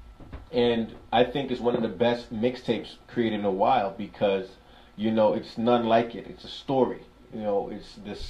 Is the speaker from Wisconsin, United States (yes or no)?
no; New York City, New York, United States; I'm somebody from Brooklyn, New York